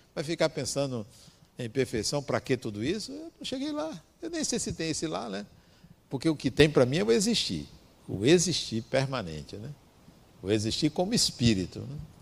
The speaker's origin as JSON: {"language": "Portuguese", "region": "interior of Bahia", "country": "Brazil", "said": "eu vim do interior da Bahia"}